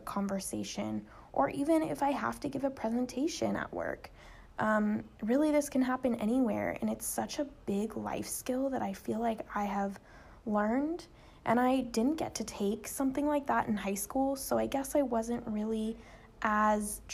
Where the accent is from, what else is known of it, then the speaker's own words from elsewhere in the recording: Arcadia, California, United States; I grew up in Los Angeles, California, in a town called Arcadia, California.